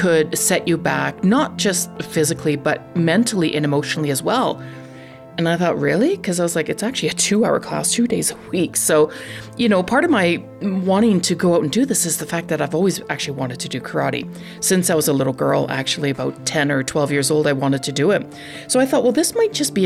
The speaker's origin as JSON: {"language": "English", "country": "Canada", "said": "I'm Canadian"}